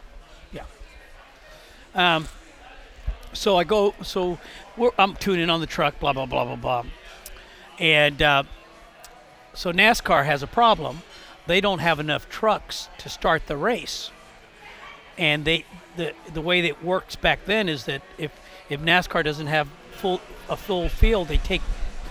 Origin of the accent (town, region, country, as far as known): Tampa, Florida, United States; born or raised there